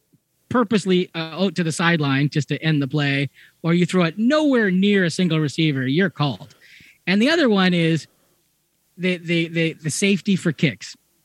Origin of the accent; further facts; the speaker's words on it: Ontario, Canada; I grew up just outside of Hamilton, so I am not a Toronto fan when it comes to football.